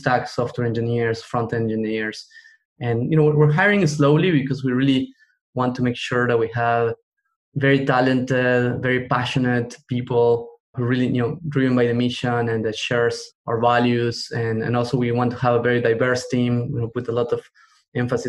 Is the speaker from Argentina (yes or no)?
yes; Argentina; moved away; I come from Argentina.